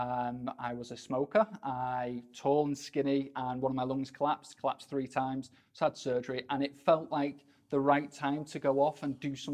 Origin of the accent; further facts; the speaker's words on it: Sale, North West England, United Kingdom; born and raised in Sale.